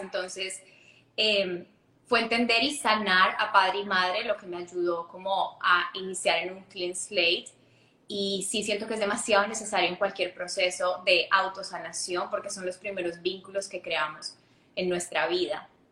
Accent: Ibagué, Tolima, Colombia; yo crecí en Colombia, en una ciudad que se llama Ibagué

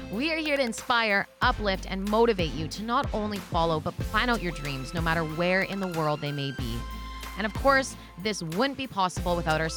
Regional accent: Lower Mainland, British Columbia, Canada; moved away as an adult; now in Kelowna, Canada; I'm from the Lower Mainland, and I moved to Kelowna about 10 years ago

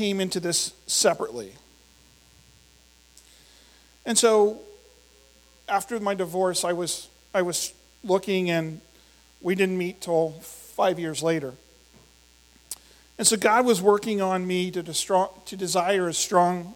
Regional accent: Indiana, Pennsylvania, United States; I grew up in Indiana, PA

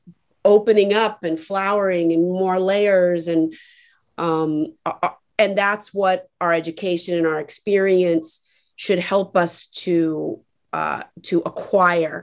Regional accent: Miami, Florida, United States; born or raised there; also born or lived in Atlanta

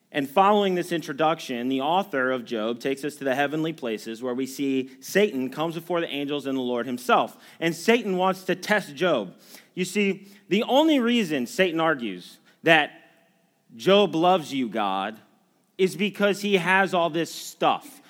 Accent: United States; as Americans

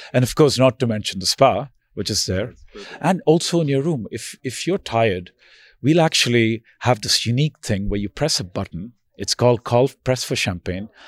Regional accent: India; now in New York, United States; I'm originally from India

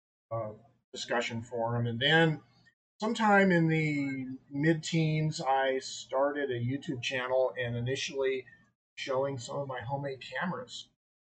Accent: Albuquerque, New Mexico, United States; I am an Albuquerque native

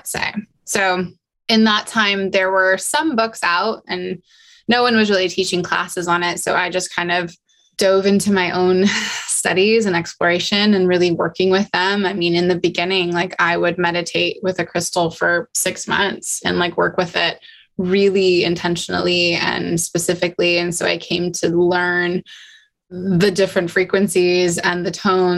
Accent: Utah, United States; I grew up in Utah. So I grew up the Wasatch Mountains were literally my backyard

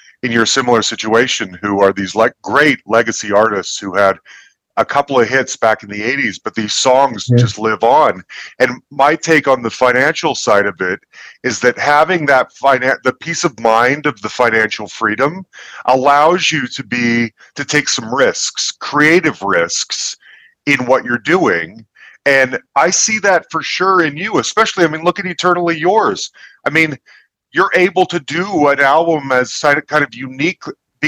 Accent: Salt Lake City, Utah, United States; But I grew up in Salt Lake City, Utah

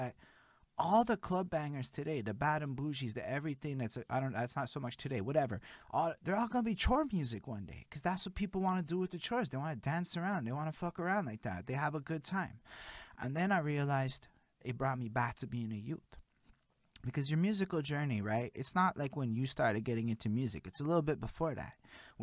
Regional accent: Montreal, Quebec, Canada; I'm born and raised in Montreal, Quebec

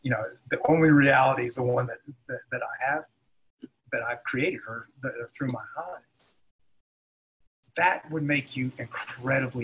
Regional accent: United States; being an American

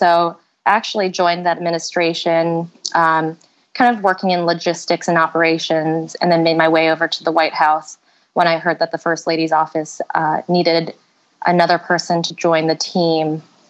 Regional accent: the South, United States; I'm from the US. {S1} Yeah. {S3} So basically, I grew up in the South

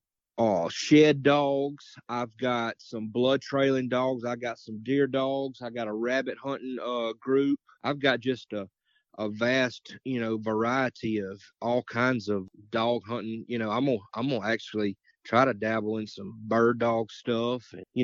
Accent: Morton, Mississippi, United States; I'm from Morton, Mississippi. I'm 42 years old.

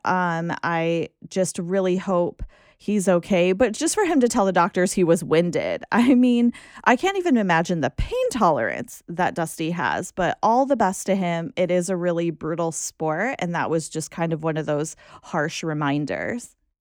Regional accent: United States; Just being American

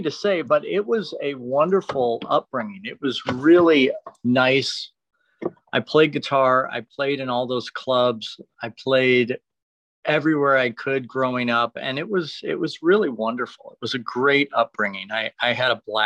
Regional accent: Detroit, Michigan, United States; moved away as an adult; now in Los Angeles, United States; it was a great place to grow up

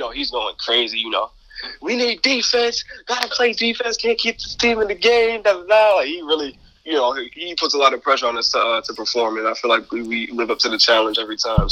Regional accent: Albany, New York, United States; I'm from Albany

